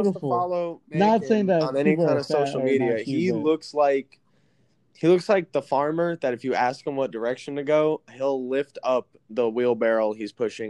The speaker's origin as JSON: {"language": "English", "region": "South Carolina", "country": "United States", "tie": "born or raised there", "also_born_or_lived": "New Jersey", "said": "So I was born in New Jersey. That's where all my family is. And I moved to South Carolina when I was like 10. I'm 20 now. So all my whole life is in South Carolina, you know? That's where I want to live and retire."}